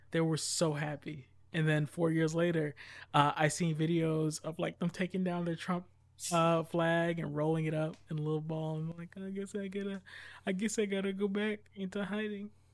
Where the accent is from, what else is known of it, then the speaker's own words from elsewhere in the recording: United States; I'm an American.